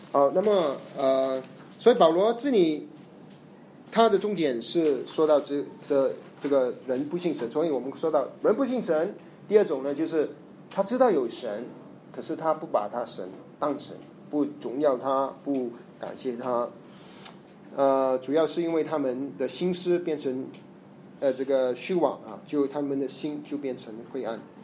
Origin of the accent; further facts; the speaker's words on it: Malaysia; 我在马来西亚成长，我们有很多印度教， 印度人